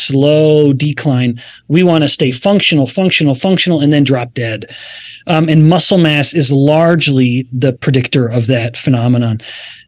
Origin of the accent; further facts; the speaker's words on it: Alberta, Canada; we're both, you and I, Stephanie, I believe, are from Canada. I'm from Alberta.